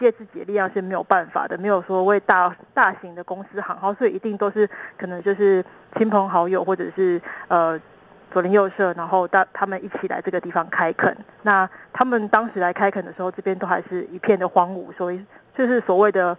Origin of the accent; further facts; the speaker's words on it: Qigu District, Tainan, Taiwan; 我是在地人。